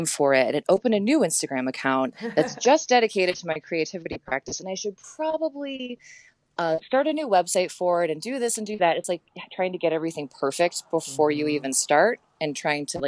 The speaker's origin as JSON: {"language": "English", "town": "Ann Arbor", "region": "Michigan", "country": "United States", "tie": "born or raised there", "said": "I grew up in Ann Arbor in the Midwest"}